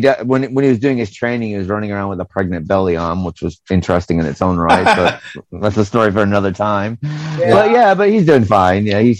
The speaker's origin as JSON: {"language": "English", "country": "United States", "moved": "yes", "lives_now": "United Kingdom", "said": "because I'm American"}